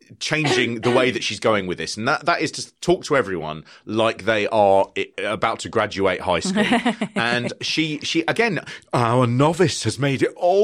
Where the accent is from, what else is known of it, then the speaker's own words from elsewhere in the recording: London, United Kingdom; As a Londoner